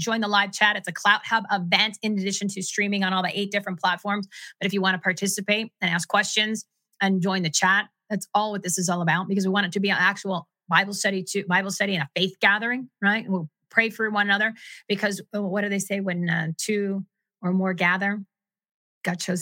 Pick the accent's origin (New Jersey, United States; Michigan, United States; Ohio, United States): New Jersey, United States; I'm from New Jersey